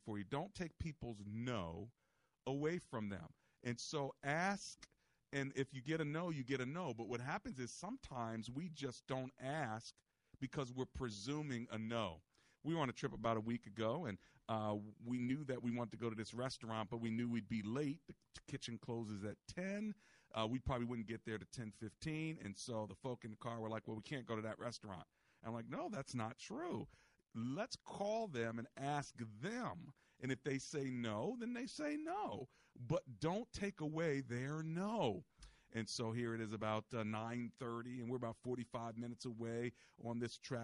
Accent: United States; we're from America.

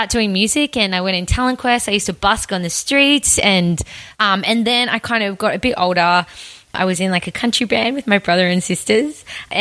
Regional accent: Tamworth, New South Wales, Australia; I grew up in Tamworth

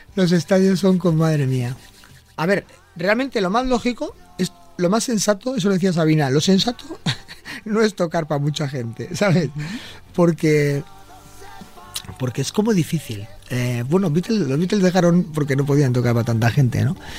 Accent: Bilbao, Basque Country, Spain; cuando naces en Bilbao eh, eres de la Virgen de Begoña y del Atleti

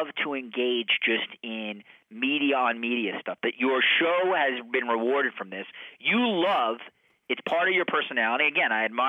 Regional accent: New York, United States; I grew up in New York

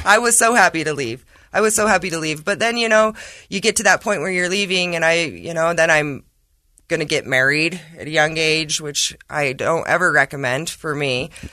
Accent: Emery County, Utah, United States; I'm from Emory County, but I work in Carbon.

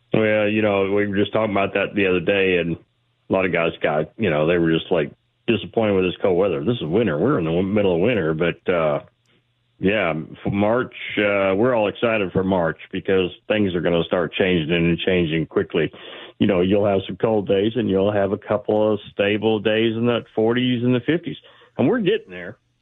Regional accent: Texas, United States; also born or lived in Georgia / Seattle area; now in Seattle, United States; I grew up in Texas, lived in Georgia where these guys are fishing, moved to Seattle area in eighty-six, eighty-eight, and been bass fishing ever since

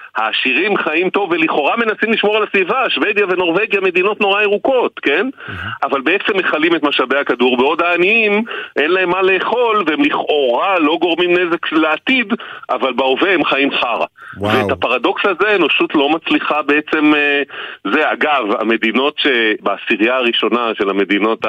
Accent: Israel

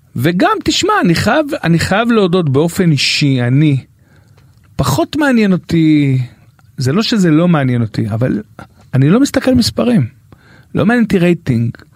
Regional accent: Beersheba, Southern District, Israel; moved away; גדלנו ביחד בשכונה בבאר שבע, ו' הישנה

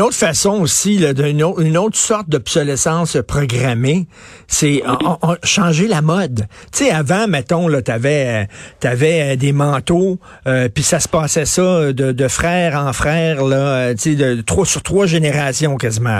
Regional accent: Montreal, Quebec, Canada; j'ai grandi à Verdun, puis je me souviens, là, quand j'étais petit

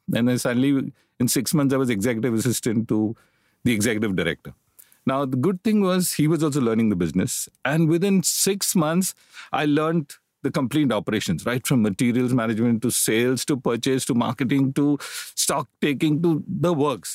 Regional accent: Mumbai, Maharashtra, India; I grew up in Bombay, educated in Bombay. All my life I've lived in Bombay.

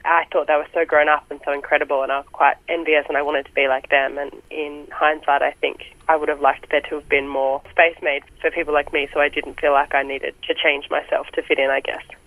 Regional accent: Seymour, Victoria, Australia; moved away as an adult; now in Melbourne, Australia; I grew up in Seymour

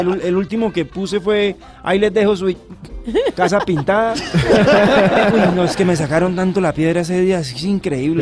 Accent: San Gil, Santander, Colombia; now in Bogotá, Colombia; mis padres a los seis meses eh, de yo haber nacido se fueron a vivir a San Gil

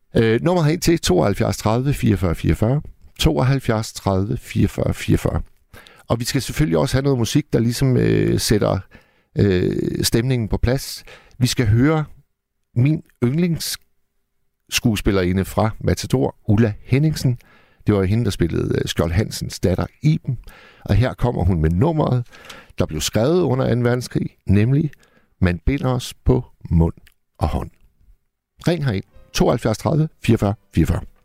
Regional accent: Hirtshals, North Denmark Region, Denmark; Hirtshals, hvor jeg kommer fra

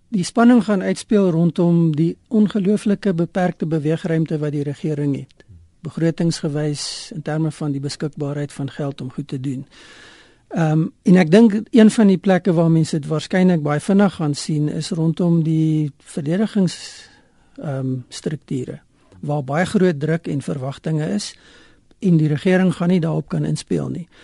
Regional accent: South Africa; ons as Suid-Afrikaners die afgelope 20 jaar gewoond geraak

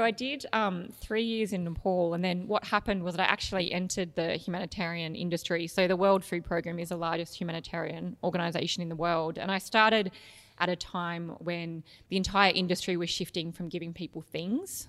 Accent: Canberra, Australian Capital Territory, Australia; So, I grew up in Canberra, which was a beautiful place to grow up

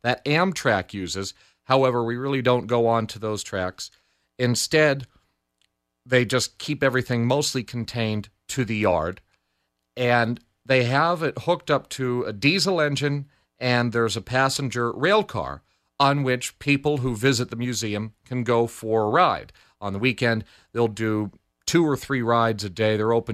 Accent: United States; I'm in America, I'm from America

